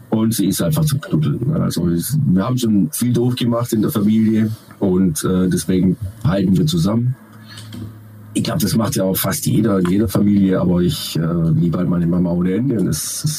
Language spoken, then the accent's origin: German; Baden-Württemberg, Germany; Wassermann. Ähm, sensibel. Weiß aber trotzdem, was er will. Das waren mehr als drei Worte. Ja. Und Schwabe.